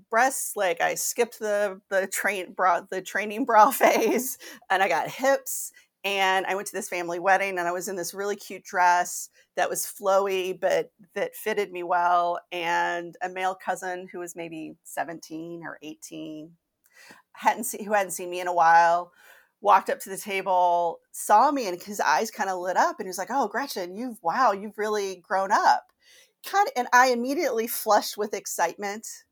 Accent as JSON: {"language": "English", "region": "Kentucky", "country": "United States", "tie": "born or raised there", "said": "I grew up Catholic in Kentucky."}